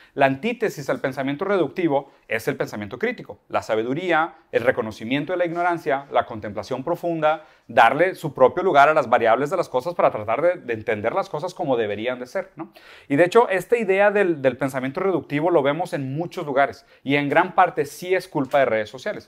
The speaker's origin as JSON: {"language": "Spanish", "country": "Brazil", "second_language": "Spanish", "said": "soy brasileño"}